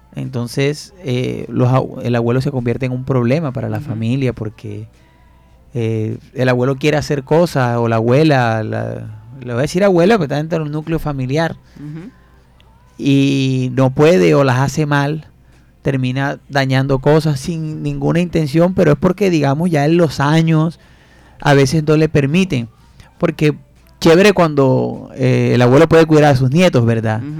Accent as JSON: {"language": "Spanish", "town": "Fundación", "region": "Magdalena", "country": "Colombia", "tie": "born or raised there", "said": "Yo soy de Fundación Mandalena y nosotros nos sentábamos en la puerta a esperar que pasara el señor con el tanque de la leche"}